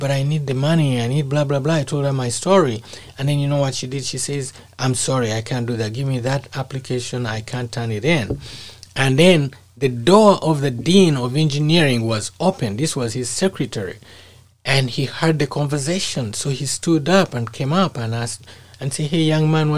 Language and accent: English; Uganda; moved away as an adult; my home country, Uganda